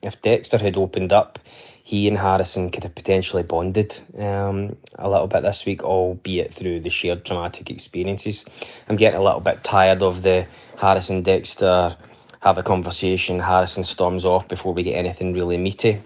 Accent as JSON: {"language": "English", "region": "Scotland", "country": "United Kingdom", "said": "I'm from Scotland"}